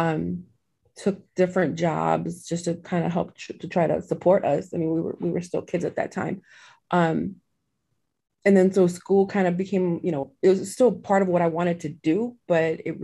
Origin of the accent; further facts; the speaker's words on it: Chicago, Illinois, United States; now in Indiana, United States; I was actually born and raised in Chicago. But I'm literally about 20 minutes away from Chicago now in Indiana